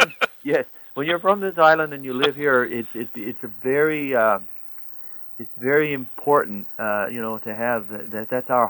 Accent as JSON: {"language": "English", "area": "Southwest Coast of Newfoundland", "region": "Newfoundland and Labrador", "country": "Canada", "tie": "born or raised there", "also_born_or_lived": "Nashville", "moved": "as an adult", "said": "As a kid, growing up on the Southwest Coast"}